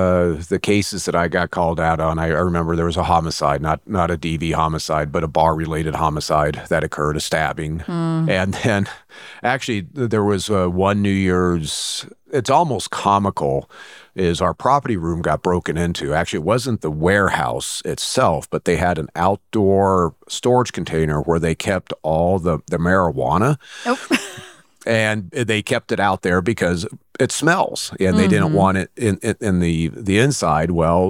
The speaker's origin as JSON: {"language": "English", "town": "Fairfield", "region": "California", "country": "United States", "tie": "born or raised there", "also_born_or_lived": "San Antonio, United States", "said": "In the summer between my 7th and 8th grades, my dad got stationed at Travis Air Force Base. So I moved from San Antonio, Texas to Fairfield, California. And of course, you know, went through high school there at Vanden High School"}